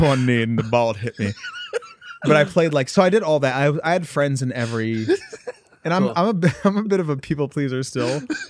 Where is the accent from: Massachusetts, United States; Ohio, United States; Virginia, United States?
Ohio, United States; I'm from Northern Ohio.